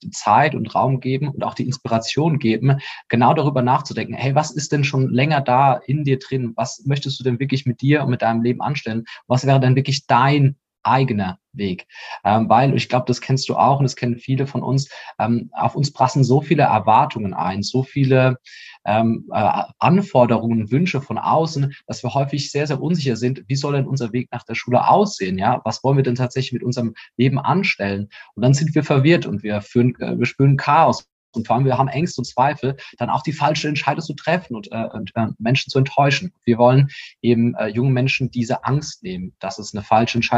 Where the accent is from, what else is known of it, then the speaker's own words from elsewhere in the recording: Rhineland-Palatinate, Germany; ich komme ursprünglich aus der Pfalz und falls ihr dann da mal in der Nähe sein solltet oder in Karlsruhe, kommt gerne mal in unser Mutmacherbüro vorbei.